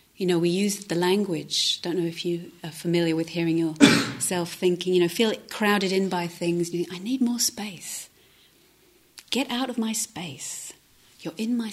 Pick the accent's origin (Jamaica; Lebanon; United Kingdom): United Kingdom; London; moved away as an adult; now in Devon, United Kingdom; I was from the city, I'm from South London